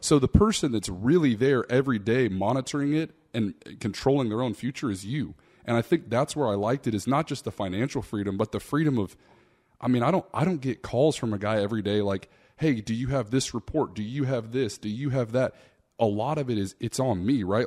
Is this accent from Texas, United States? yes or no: yes; Austin, Texas, United States; I'm from Austin, Texas, man. I didn't come from much. You know, my dad worked three or four jobs growing up